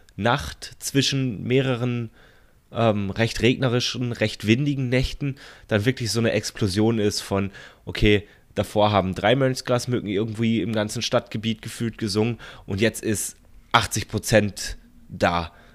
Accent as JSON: {"language": "German", "region": "Baden-Württemberg", "country": "Germany", "moved": "yes", "said": "in dem Landkreis, wo ich, wo ich herkomme."}